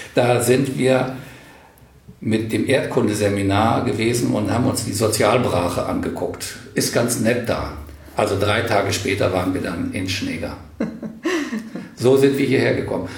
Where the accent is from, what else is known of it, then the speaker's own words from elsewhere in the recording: Bad Karlshafen, Hesse, Germany; also born or lived in Kassel; now in Wendland, Germany; ich stamme aus Karlshafen an der Weser mit Blick auf Würgersen. Und Würgersen war Atomkraftwerk. Und in meiner Jugend habe ich das sozusagen aus dem Kinderzimmer wachsen sehen